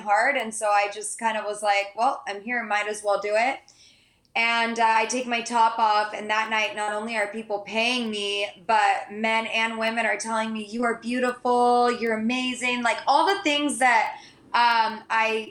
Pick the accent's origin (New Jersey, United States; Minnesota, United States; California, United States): California, United States; San Diego; also born or lived in Santa Barbara; I grew up in San Diego